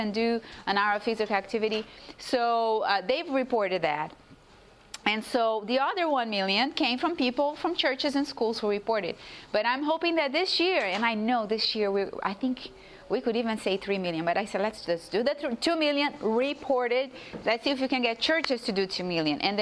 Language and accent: English; Brazil; moved away; I come from Brazil too